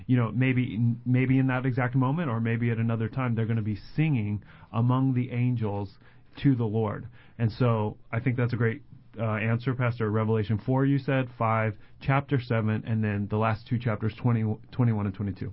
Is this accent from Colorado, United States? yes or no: yes; Colorado, United States; moved away; I grew up in Colorado